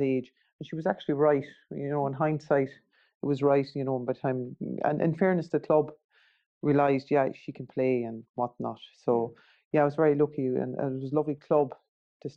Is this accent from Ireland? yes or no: yes; Timahoe, Leinster, Ireland; I played with the Heath, because I'm from Timahoe, but we didn't have a club